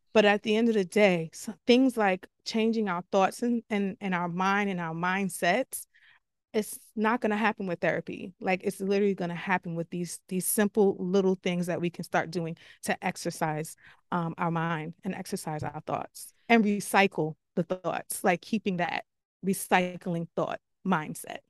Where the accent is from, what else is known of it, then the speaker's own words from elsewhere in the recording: New York City, New York, United States; I'm from the Bronx, born and raised.